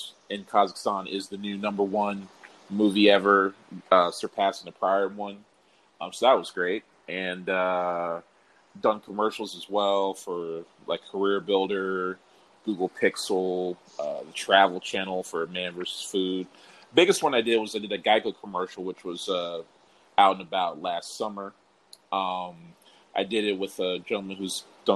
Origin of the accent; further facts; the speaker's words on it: Prince George's County, Maryland, United States; moved away as an adult; also born or lived in Washington, D.C.; now in Los Angeles, United States; I'm originally from Prince George's County, Maryland, born and raised. Well, born in D.C., grew up in Maryland.